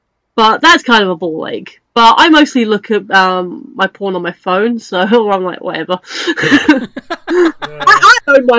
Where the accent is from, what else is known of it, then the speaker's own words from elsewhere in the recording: United Kingdom; we're British.